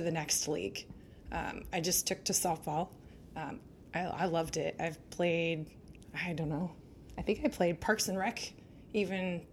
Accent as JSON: {"language": "English", "town": "Salem", "region": "Oregon", "country": "United States", "tie": "born or raised there", "also_born_or_lived": "Eureka, California", "said": "Most of my childhood was spent in Salem. I was born in Eureka, California, but divorce and new jobs and whatnot brought me to Salem"}